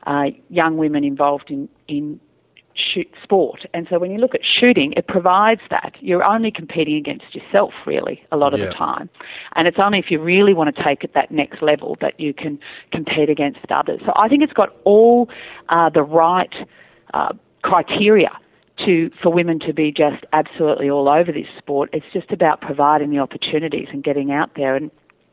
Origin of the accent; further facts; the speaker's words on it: Australia; my cousins in the city had access to things that we didn't in the country